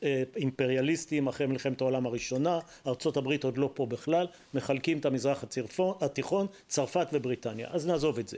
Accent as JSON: {"language": "Hebrew", "town": "Hatzerim", "region": "Southern District", "country": "Israel", "tie": "born or raised there", "said": "אני גדלתי בחצרים"}